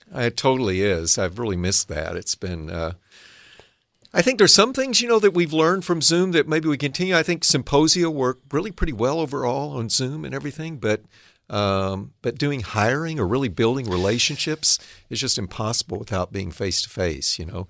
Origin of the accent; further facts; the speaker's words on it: Arkansas, United States; now in Northern California, United States; I grew up in Arkansas